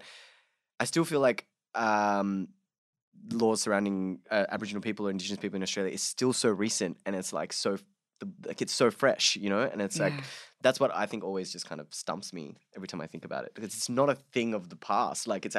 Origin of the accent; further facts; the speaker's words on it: Bangladesh; So I'm my parents are of Hindu background, so that, you know, growing up in Bangladesh, I was also a minority.